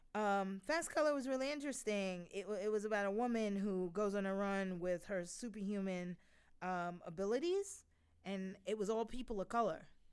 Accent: New York, United States; I'm a New Yorker

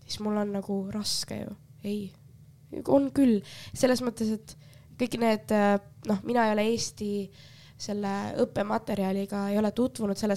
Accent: Finland; nagu mina olen Soomest tulnud, mis teised arvavad

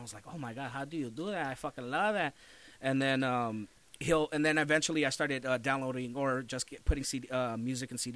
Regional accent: Los Angeles, California, United States; I grew up in Lincoln Heights

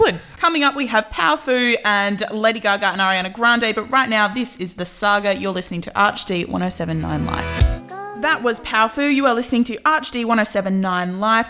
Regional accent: Australia; I'm Australian

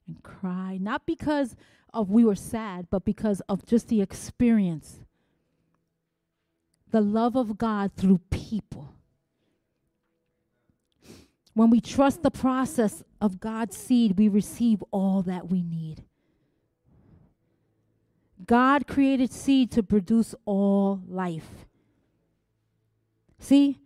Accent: New York, United States; I'm here from New York

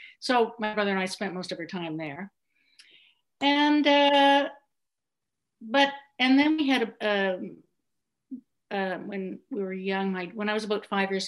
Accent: Bible Hill, Nova Scotia, Canada; moved away as an adult; also born or lived in Western Canada / Toronto; Well, I grew up in Bible Hill, Nova Scotia. And I was thinking about this today. So I'm 62. And so I was born in 58.

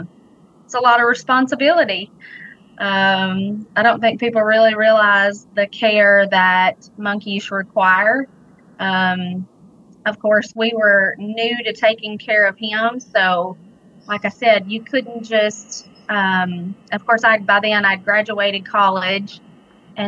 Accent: Gleason, Tennessee, United States; now in Clarksburg, United States; I'm actually from Weakley County. Grew up in Gleason

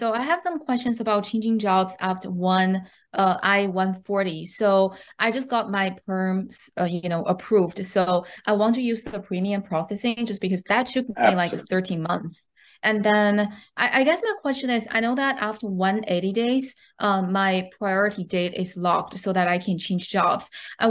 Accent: China; now in United States; I'm from China.

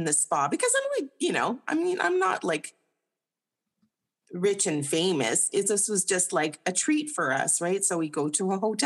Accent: Winnipeg, Manitoba, Canada; I was born in Winnipeg

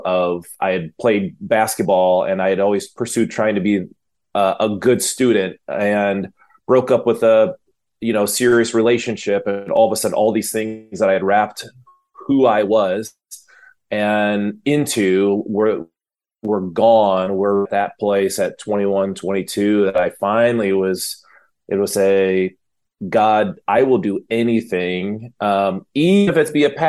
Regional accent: Michigan, United States; come from a home that my dad was a minister. He was a pastor up in Michigan. And so being a middle child, small town

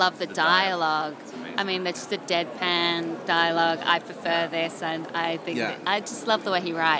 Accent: Australia; I'm Australian

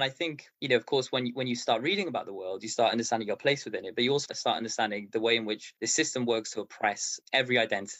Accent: Baghdad, Baghdad Governorate, Iraq; now in Cardiff, United Kingdom; I was born in Baghdad in Iraq

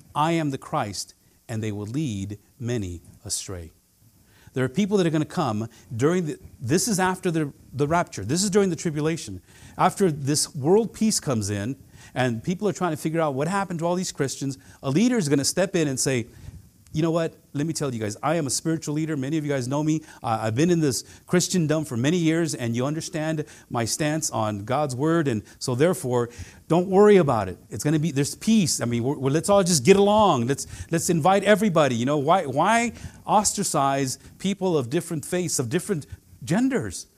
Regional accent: Central Valley, California, United States; I grew up in the Central Valley

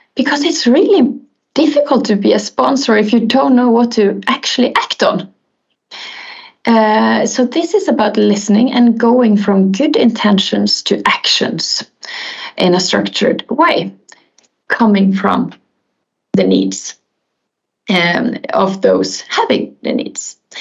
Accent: Bergen, Vestland, Norway; I'm born and raised in Bergen, in Norway

